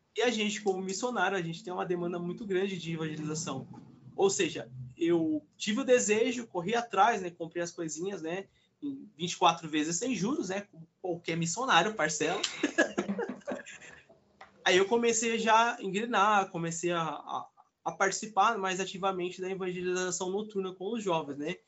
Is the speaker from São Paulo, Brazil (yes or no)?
yes; interior of São Paulo, Brazil; eu não sou de São Paulo, sou do interior